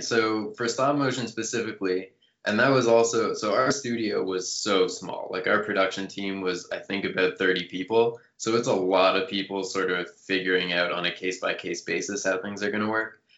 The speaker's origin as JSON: {"language": "English", "country": "Canada", "moved": "as an adult", "lives_now": "United States", "said": "working in the states as a Canadian"}